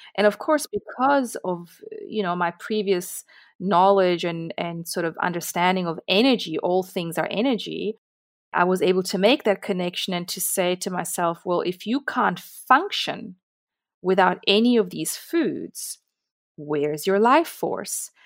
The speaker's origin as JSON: {"language": "English", "country": "Italy", "tie": "born or raised there", "moved": "yes", "lives_now": "South Africa", "said": "I grew up in Italy"}